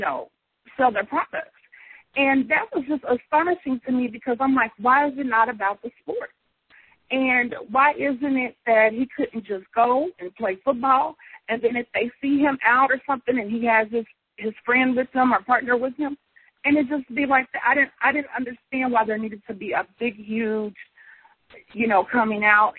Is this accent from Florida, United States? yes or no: no; Kansas City, Missouri, United States; now in St. Louis, United States; I grew up in Kansas City more than in St. Louis